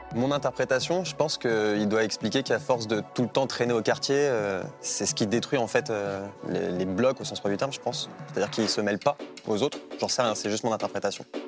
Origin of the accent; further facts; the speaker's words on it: France; je, sais que je suis français, je suis né en France